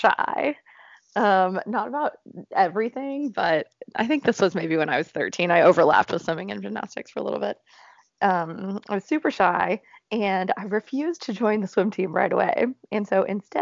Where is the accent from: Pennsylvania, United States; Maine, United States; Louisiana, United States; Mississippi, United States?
Mississippi, United States; Oxford; moved away; also born or lived in Stanford, California / Boston, Massachusetts; So I'm originally from Oxford, Mississippi, which is this tiny little town in Mississippi.